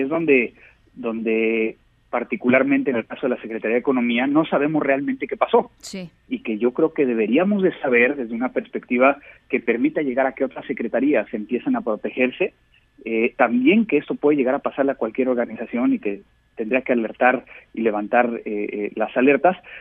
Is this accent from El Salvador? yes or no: no; Mexico; como mexicanos